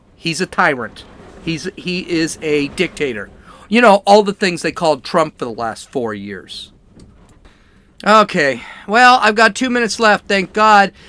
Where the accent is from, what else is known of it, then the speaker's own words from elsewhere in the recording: California, United States; I'm from California